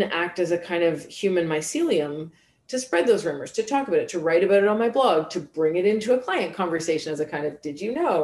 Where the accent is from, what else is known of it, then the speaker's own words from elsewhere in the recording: Canada; accent: Canadian; I'm speaking English with a Canadian accent